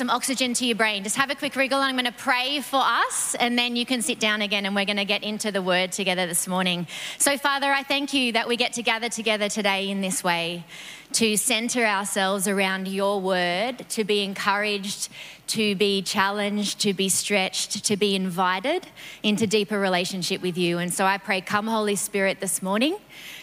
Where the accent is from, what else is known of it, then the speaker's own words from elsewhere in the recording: New South Wales, Australia; moved away; I grew up in New South Wales